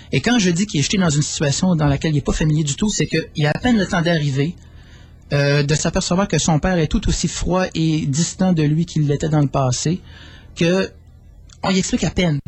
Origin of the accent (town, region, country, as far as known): Quebec, Canada